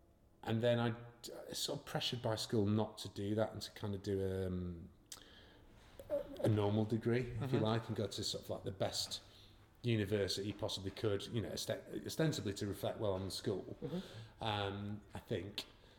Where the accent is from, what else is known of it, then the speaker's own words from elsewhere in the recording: Los Angeles, California, United States; I went, no, I'm from LA.